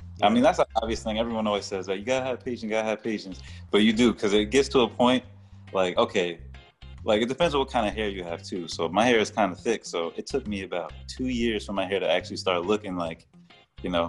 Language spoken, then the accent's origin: English; Elmsford, New York, United States; I'm from Elmsford, New York. New York born artist